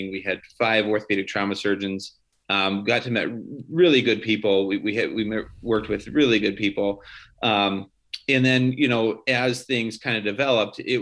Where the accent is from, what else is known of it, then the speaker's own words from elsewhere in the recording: Oregon, United States; moved away as an adult; also born or lived in Des Moines, Iowa / Detroit, Michigan / Newark, New Jersey; now in Grand Rapids, United States; I grew up in Oregon